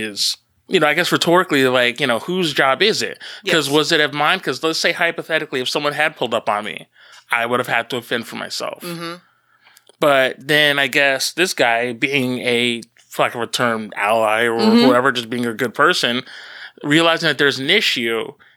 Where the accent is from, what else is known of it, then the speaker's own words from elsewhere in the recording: New Jersey, United States; from Jersey